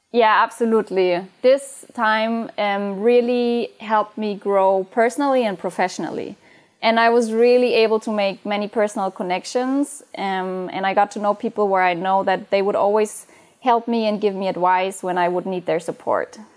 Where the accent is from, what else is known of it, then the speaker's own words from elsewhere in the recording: Bavaria, Germany; moved away; also born or lived in Frankfurt; I am originally from Bavaria